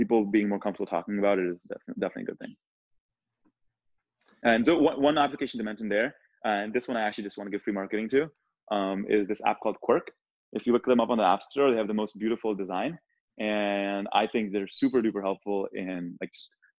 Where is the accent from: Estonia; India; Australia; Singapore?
India; moved away; I was born in India